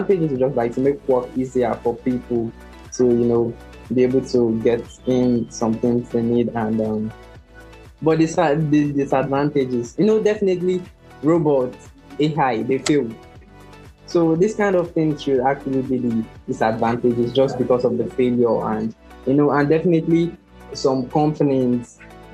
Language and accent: English; Nigeria; I'm from Nigeria